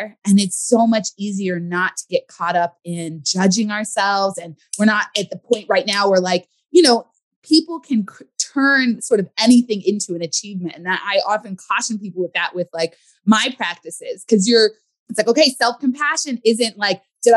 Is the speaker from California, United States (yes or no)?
yes; California, United States; I grew up in California